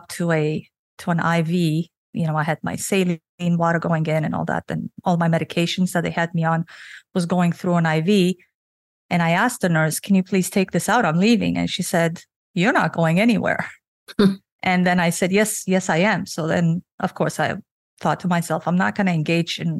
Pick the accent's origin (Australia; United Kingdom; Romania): Romania; now in Canada; I was born and raised in Romania under the Russian communism